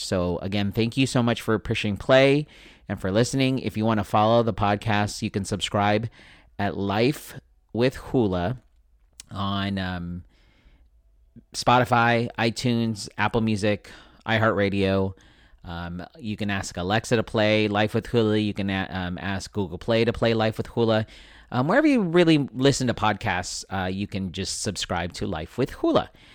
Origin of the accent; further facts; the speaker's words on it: Philippines; being Filipino, I like to feed people